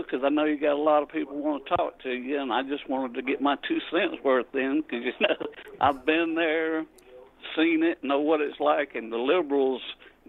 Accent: South Carolina, United States; accent: Southern; I'm from South Carolina, you know, and I'm in my mid-60s, and, you know, I grew up during the segregation time, and we were sharecroppers

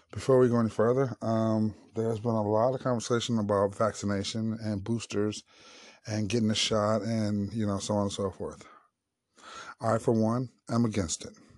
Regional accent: St. Louis, Missouri, United States; Saint Louis, Missouri, my hometown

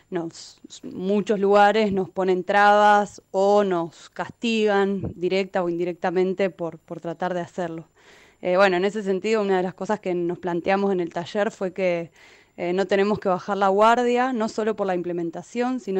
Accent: Neuquén, Argentina; now in Buenos Aires, Argentina; soy de Neuquén ya hace varios años que vivo en Buenos Aires.

